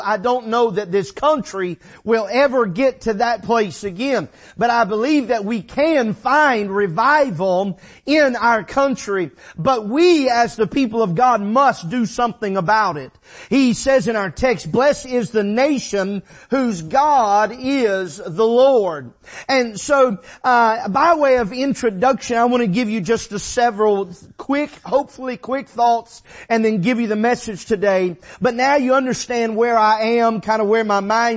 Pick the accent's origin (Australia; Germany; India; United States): United States; who I am as an American Christian